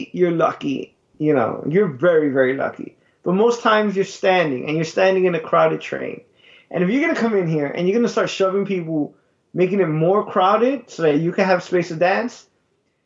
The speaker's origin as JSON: {"language": "English", "town": "New York City", "region": "New York", "country": "United States", "tie": "born or raised there", "said": "growing up in Brooklyn, Bushwick"}